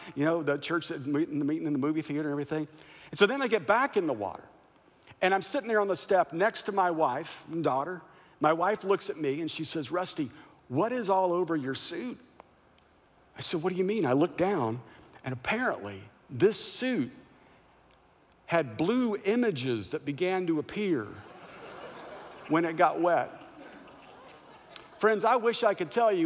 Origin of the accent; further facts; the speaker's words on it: Kansas, United States; moved away as an adult; also born or lived in Missouri / Kentucky; now in Southern California, United States; I grew up in Kansas